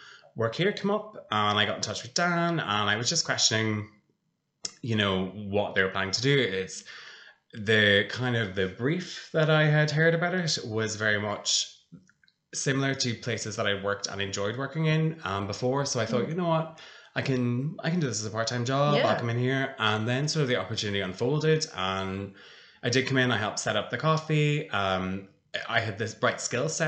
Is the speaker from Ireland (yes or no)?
yes; Blackrock, Ireland; also born or lived in United Kingdom; I'm a local. I grew up in Black Rock